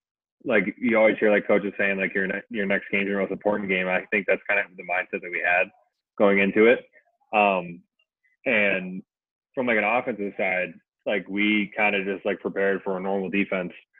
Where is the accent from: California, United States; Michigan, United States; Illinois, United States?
Michigan, United States; Michigan, born and raised, living here right now